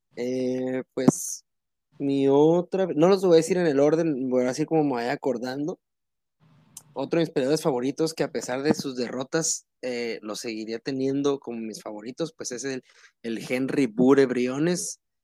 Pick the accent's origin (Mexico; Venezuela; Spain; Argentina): Mexico